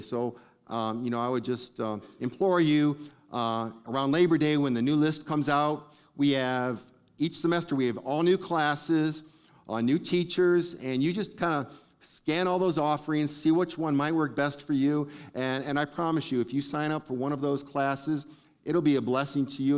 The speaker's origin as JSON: {"language": "English", "town": "Detroit", "region": "Michigan", "country": "United States", "tie": "born or raised there", "said": "I grew up in Detroit"}